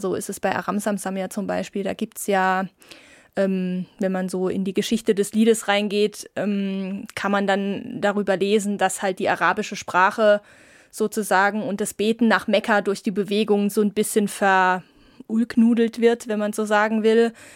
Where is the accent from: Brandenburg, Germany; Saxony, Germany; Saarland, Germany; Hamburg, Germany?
Saarland, Germany; moved away; ich komme ja aus dem Saarland gebürtig